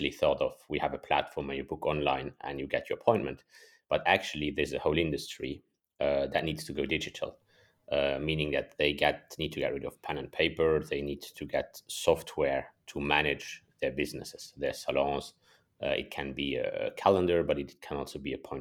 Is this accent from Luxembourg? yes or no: yes; Luxembourg; also born or lived in Germany / United States; born and raised in Luxembourg, and then studied in Germany and a semester abroad in the States.